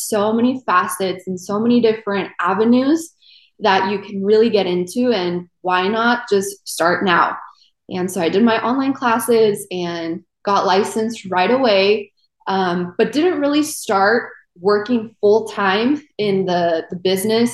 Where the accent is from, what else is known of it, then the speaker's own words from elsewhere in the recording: California, United States; moved away as an adult; also born or lived in South America; now in Tampa, United States; I'm actually originally from South America, and my family and I moved to California, and I grew up there pretty much all my life